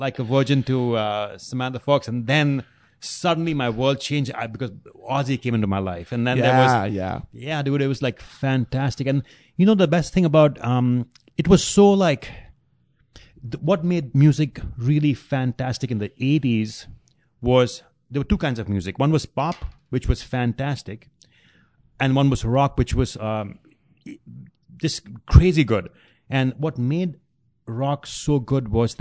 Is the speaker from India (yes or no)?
yes; India; now in Cleveland, United States; where I grew up in India